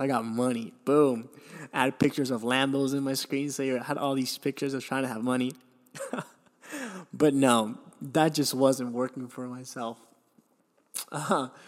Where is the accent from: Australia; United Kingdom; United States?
United States; Miami, Florida; also born or lived in Venezuela; when I was seven or eight, I moved to Miami, which I consider my hometown now